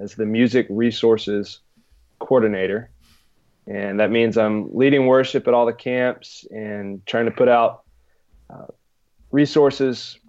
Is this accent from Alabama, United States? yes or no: yes; Muscle Shoals, Alabama, United States; moved away as an adult; now in Houston, United States; I'm from Alabama originally, Muscle Shoals, small town in the northwest corner of the state.